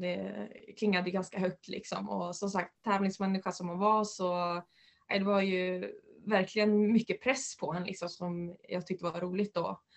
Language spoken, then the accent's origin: Swedish; Uppland, Uppsala County, Sweden; also born or lived in Västerås / United States; här hemma i Uppland